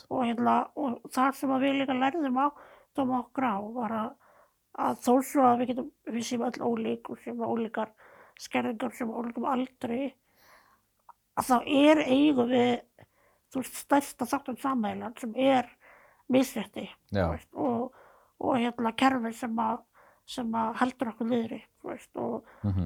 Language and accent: Icelandic; Seltjarnarnes and Garðabær, Capital Region, Iceland; also born or lived in New Zealand; ég ólst upp bæðið á Seltjarnir og Garðabæ. Já. Og reyndar aðeins á Nýjasjálandi líka